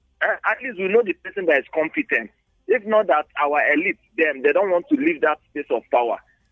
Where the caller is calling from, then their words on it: Bukuru, Plateau, Nigeria; I'm calling from Old Bukuru Park.